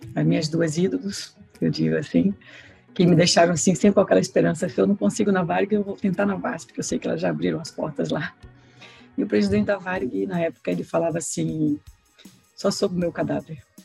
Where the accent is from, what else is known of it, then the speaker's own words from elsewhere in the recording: Recife, Pernambuco, Brazil; moved away as an adult; now in United States; eu sou de Recife, sou pernambucana